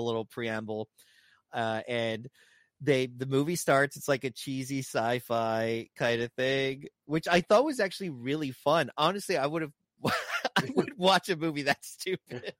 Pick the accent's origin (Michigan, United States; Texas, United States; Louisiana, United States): Texas, United States; South; I'm from South Texas